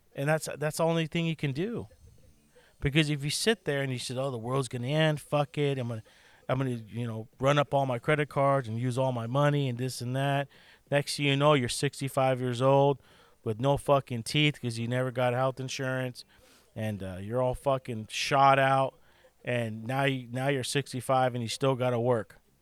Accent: United States; I'm an American, and we live in one of the best countries still in, in, in the world

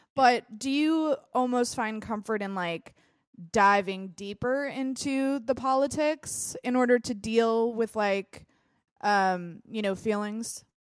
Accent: United States; I'm an American

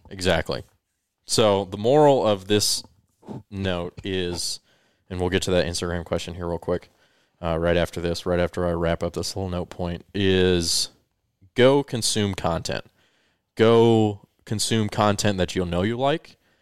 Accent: Colorado, United States; moved away as an adult; also born or lived in California; for the four years I lived in California after I moved there from growing up in Colorado

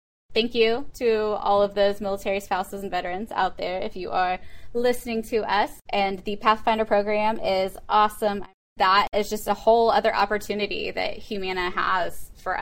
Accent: Missouri, United States; also born or lived in South Central Pennsylvania; now in Pennsylvania, United States; I'm originally from the Missouri Midwest area

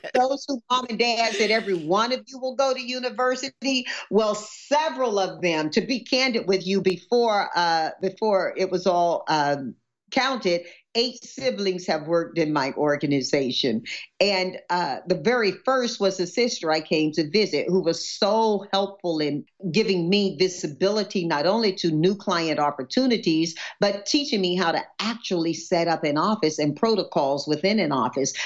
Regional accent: Deep South, United States; born or raised there; now in California, United States

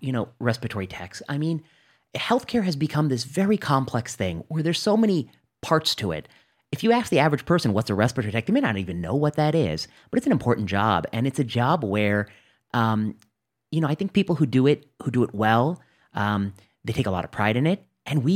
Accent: Northwest Indiana, United States; I'm from Northwest Indiana. I did my high school there

